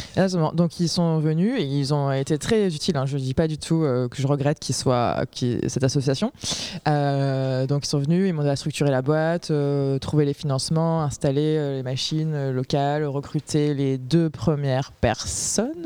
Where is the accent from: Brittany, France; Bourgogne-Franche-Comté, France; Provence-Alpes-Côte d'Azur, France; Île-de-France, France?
Provence-Alpes-Côte d'Azur, France; Aix-en-Provence; je viens d'Aix-en-Provence et j'ai monté une boîte qui fait des biscuits personnalisés